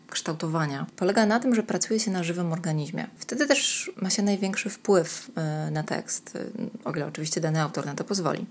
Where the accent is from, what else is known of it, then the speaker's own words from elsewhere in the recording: Gdańsk, Pomeranian Voivodeship, Poland; moved away as an adult; also born or lived in Gdynia; now in Kraków, Poland; w Gdańsku się urodziłam i mieszkałam tam przez pierwsze 20 lat mojego życia